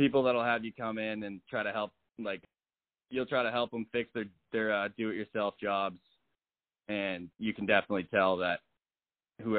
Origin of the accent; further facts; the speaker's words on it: Hingham, Massachusetts, United States; I grew up in Hingham, Massachusetts